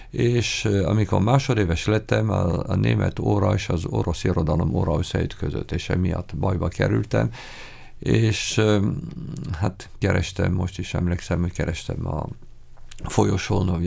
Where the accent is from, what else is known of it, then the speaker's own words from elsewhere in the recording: France; accent: French; Hungarian is a second language; moved away as an adult; now in Hungary; Hát beszélek, de az akcentusom mindig francia